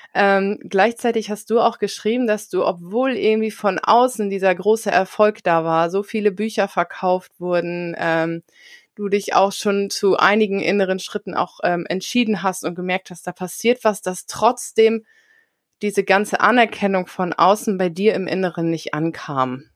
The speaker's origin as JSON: {"language": "German", "area": "near Osnabrück", "region": "Lower Saxony", "country": "Germany", "said": "ich komme ja auch aus der Nähe von Osnabrück"}